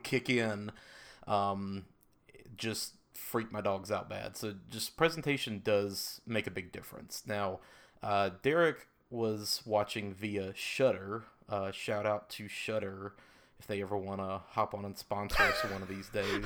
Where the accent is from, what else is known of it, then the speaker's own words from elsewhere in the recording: the South, United States; I grew up in the South in a very religious household